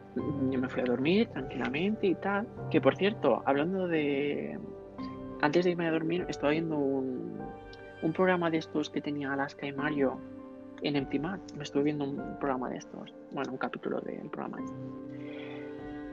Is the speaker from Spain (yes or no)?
yes; Catalonia, Spain; soy catalán